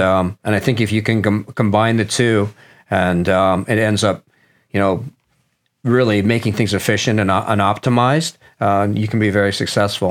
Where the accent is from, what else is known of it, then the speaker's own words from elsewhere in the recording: Nottingham, East Midlands, United Kingdom; moved away; I was born in Nottingham, England